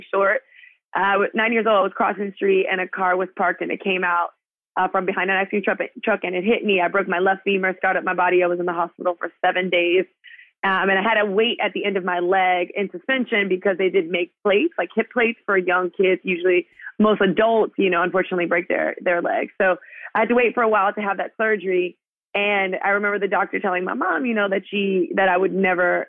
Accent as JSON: {"language": "English", "town": "Miami", "region": "Florida", "country": "United States", "tie": "born or raised there", "said": "I'm from Miami"}